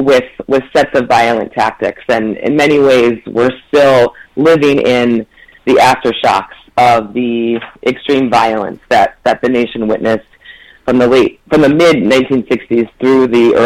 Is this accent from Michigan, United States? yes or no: yes; Ann Arbor, Michigan, United States; and I'm also a Michigander. I grew up in Ann Arbor, but most of my family lives in Saginaw, Michigan.